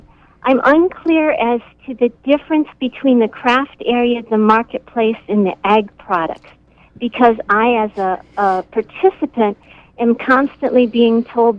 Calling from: Waldo, Maine, United States; I'm calling from Waldo.

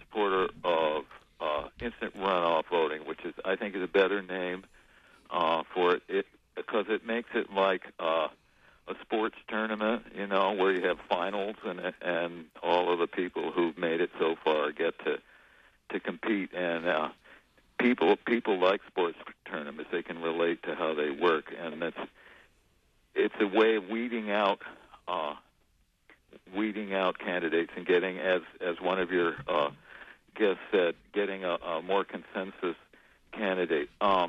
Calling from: Warren, United States; Hi, this is … from Warren.

